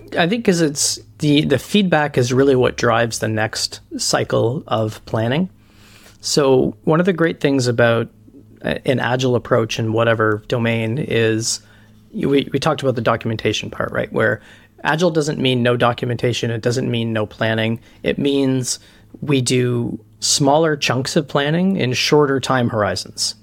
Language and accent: English; Canada; I'm Canadian